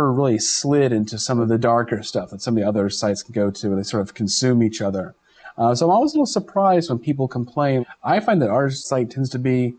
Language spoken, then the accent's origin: English; Virginia, United States; now in Rhode Island, United States; I'm from Virginia